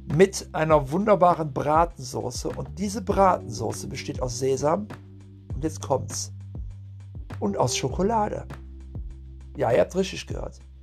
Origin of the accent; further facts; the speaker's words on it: Puebla, Mexico; moved away; ich bin aus Puebla